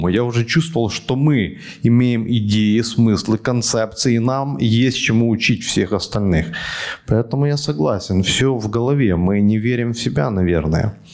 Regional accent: Kyiv, Ukraine; Киев, мы с Украины.

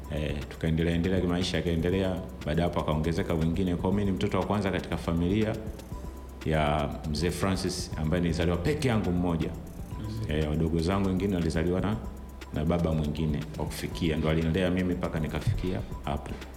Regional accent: Dar es Salaam, Tanzania; also born or lived in Ilala / Temeke; Nimezaliwa hospitali ya Mwimbili hapa Dar es Salaam

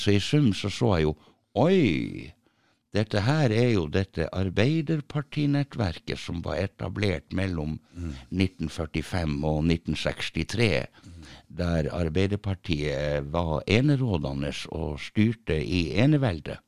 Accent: Tromsø, Troms, Norway; Jeg er født i Tromsø.

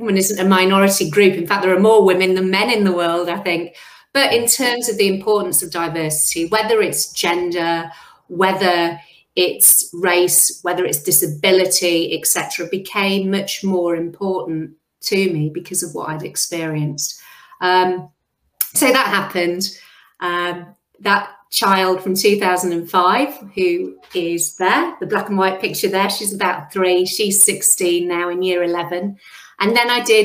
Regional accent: Yorkshire and the Humber, United Kingdom; first language English; moved away as an adult; also born or lived in Midlands / London; now in Queensland, Australia; I grew up in Yorkshire in the north of England.

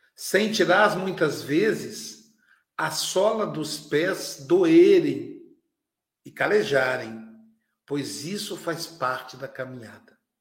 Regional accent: Muriaé, Minas Gerais, Brazil; moved away; a minha terra natal, para Muriaé, Minas Gerais

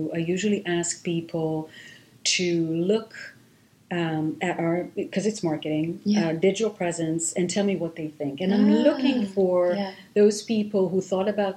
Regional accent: Israel; first language Hebrew; English is a second language; moved away as an adult; also born or lived in London, United Kingdom; now in Boston, United States; I grew up in Israel, speaking Hebrew

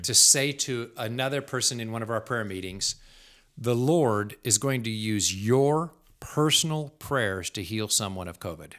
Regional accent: United States; as an American

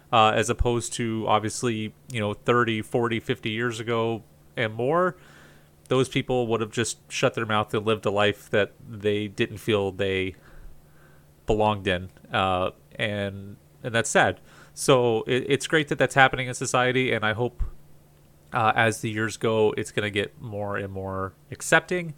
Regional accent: Southern Florida, United States; I grew up in Southern Florida

